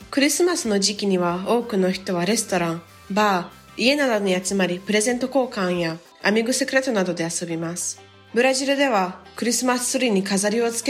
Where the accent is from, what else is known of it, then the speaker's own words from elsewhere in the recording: Japan; born there; nasci no Japão e estudei na escola japonesa.